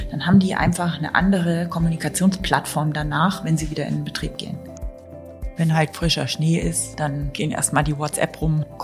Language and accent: German; Kiel, Schleswig-Holstein, Germany; now in Allgäu, Germany; Und im Allgäu bin ich tatsächlich seit 1992. Aber ursprünglich, was man jetzt nicht ganz verbergen kann, komme ich aus Kiel.